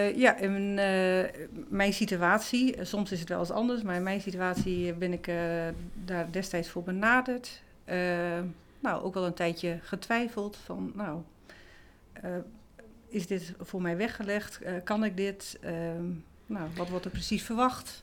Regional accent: Groningen, Netherlands; now in Tolbert, Netherlands; ik kom uit, oorspronkelijk uit het Huizen Dus ik ben Groningse uit de klei getrokken, zeggen ze dan

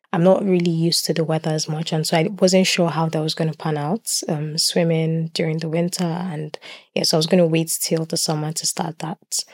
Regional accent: Lagos, Nigeria; moved away as an adult; now in Swansea, United Kingdom; I was born in Lagos. I was brought up in Lagos

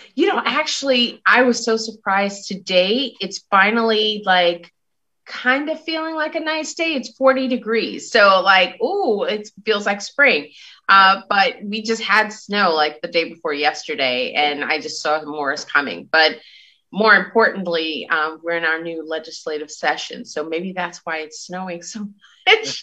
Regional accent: New York City, New York, United States; I'm from Brooklyn, New York. I rep Brooklyn every time. And so having grown up in Brooklyn

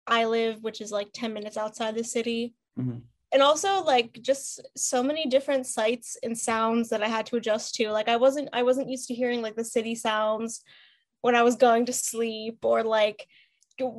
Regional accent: Pittsburgh, Pennsylvania, United States; moved away as an adult; also born or lived in Philadelphia; I lived in the same house since I was a baby. My mom was born and raised in Pittsburgh too, so born and bred

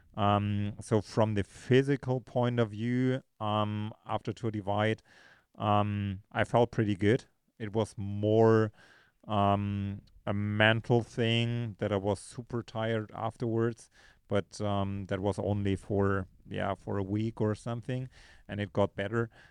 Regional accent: Munich, Bavaria, Germany; moved away as an adult; now in Girona, Spain; originally from, uh, from Munich, Germany, uh, now spending most of my time, um, in, uh, Girona, Spain.

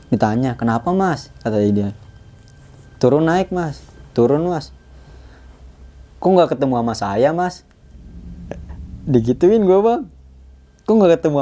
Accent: Bangkalan, East Java, Indonesia; gue langsung mutusin pulang ke kampung halaman gue di Bangkalan Madura gue pulang ke sono

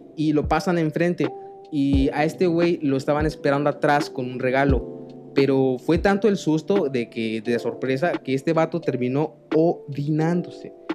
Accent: Mexico; los mexicanos, en especial cómo celebramos los cumpleaños

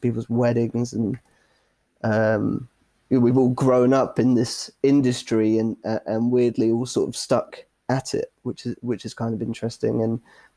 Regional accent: Exeter, South West England, United Kingdom; moved away; I'm originally from Exeter, down in Devon, southwest coast

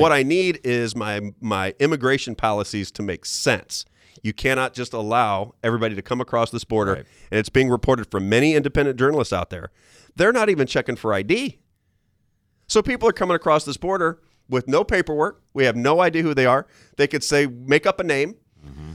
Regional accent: St. Louis, Missouri, United States; I grew up in St. Louis

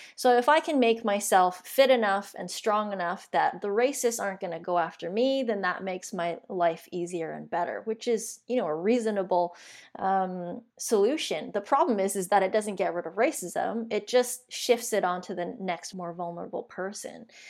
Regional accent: Vancouver, British Columbia, Canada; born and raised in Vancouver

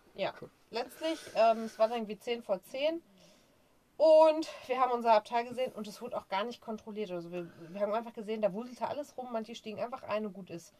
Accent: Germany; bei uns in Deutschland

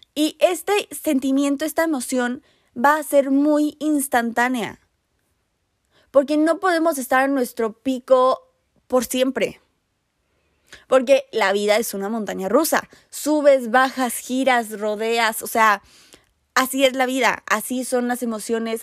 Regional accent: Mexico City, Mexico; yo soy de la Ciudad de México

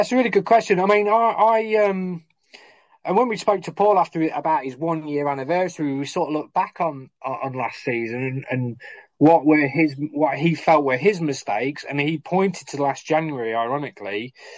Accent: Lincoln, East Midlands, United Kingdom; my hometown club

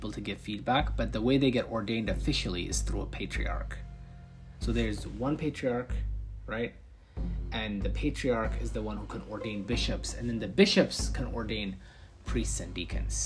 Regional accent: Ethiopia

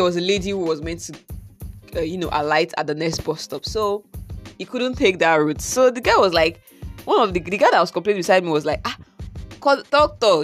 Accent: Nigeria; my everyday experience as a Nigerian

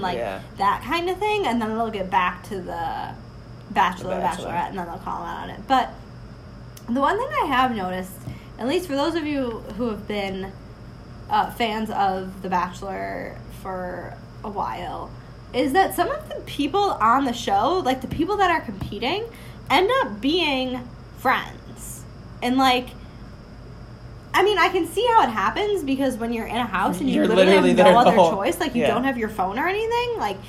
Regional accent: Northeast, United States; of growing up in the Northeast and the snow

